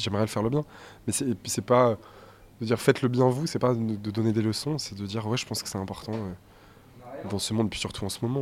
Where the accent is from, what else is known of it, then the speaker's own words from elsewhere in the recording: Saint-Étienne, Auvergne-Rhône-Alpes, France; notre mère vit à Terre Noire encore, dans notre, la maison d'enfance dans laquelle on a grandi